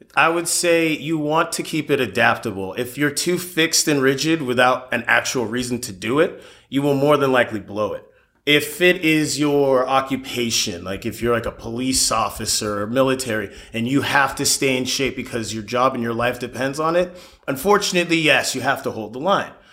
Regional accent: Palos Verdes Estates, California, United States; also born or lived in Florida; Born and raised in the South Bay, specifically Palos Verdes Estates

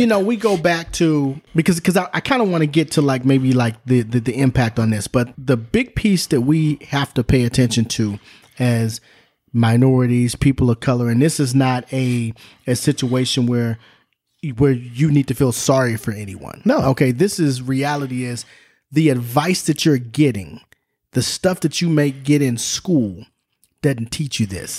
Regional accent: Southern California, United States; Grew up in Southern California

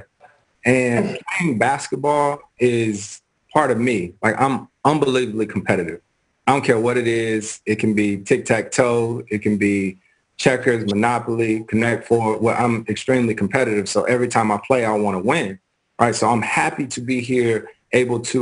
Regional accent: Winston-Salem, North Carolina, United States; growing up in Winston-Salem, North Carolina, my dad was in a bowling league.

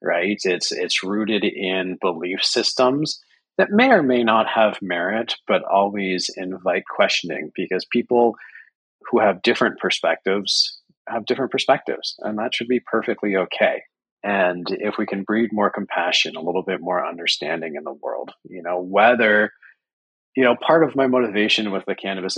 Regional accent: Canada; I'm Canadian

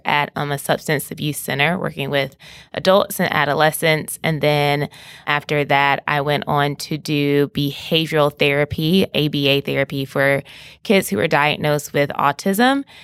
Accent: Greenville, South Carolina, United States; I'm from Greenville, South Carolina, and I was born and I was raised there

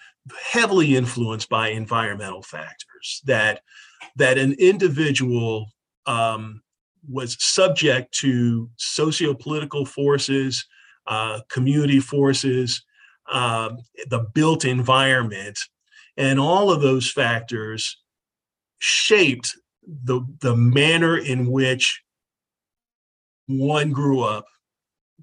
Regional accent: 15 minutes from UCSF, Northern California, United States; moved away as an adult; also born or lived in Northeast US / Southeast US; I grew up about 15 minutes from UCSF.

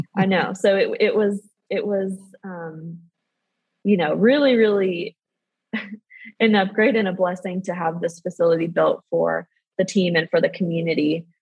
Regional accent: San Diego, California, United States; I'm from San Diego, so I participated in um, what was at the time JAWS Sports Camp

